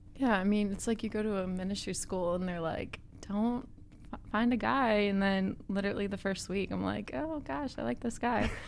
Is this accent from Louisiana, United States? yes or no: no; Wisconsin, United States; moved away as an adult; also born or lived in Texas; I grew up in Wisconsin, going to school in Texas